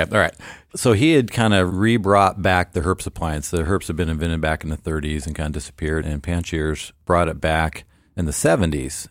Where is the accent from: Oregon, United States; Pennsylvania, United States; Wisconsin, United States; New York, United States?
Oregon, United States; Portland; also born or lived in Memphis, Tennessee; grew up in Portland, Oregon, uh, just a little suburb outside of Portland